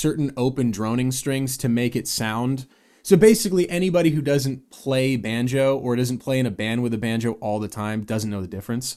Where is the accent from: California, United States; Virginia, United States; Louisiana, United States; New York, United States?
California, United States; San Diego; also born or lived in Seattle, Washington; I was born in Seattle, moved to San Diego